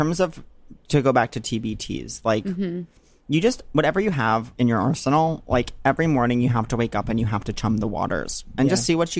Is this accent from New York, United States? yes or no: yes; Long Island, New York, United States; moved away; I'm not from Nantucket, but I am from an island culture of Long Island.